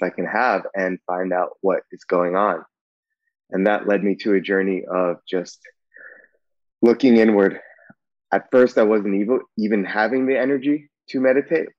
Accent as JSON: {"language": "English", "area": "Bay Area", "region": "California", "country": "United States", "tie": "born or raised there", "said": "I grew up in the Bay Area"}